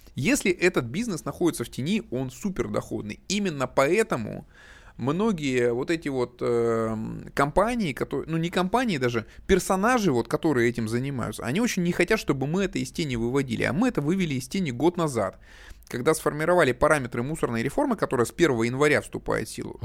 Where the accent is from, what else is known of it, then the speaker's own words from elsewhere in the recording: Chelyabinsk, Chelyabinsk Oblast, Russia; я челябинец